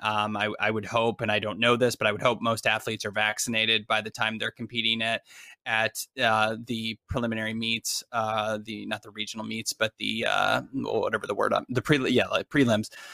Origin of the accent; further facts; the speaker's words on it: United States; accent: American; I am an American